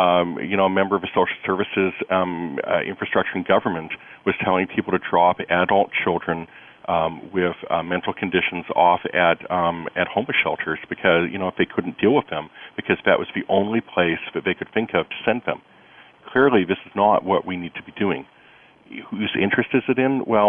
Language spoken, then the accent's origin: English; United States; as an American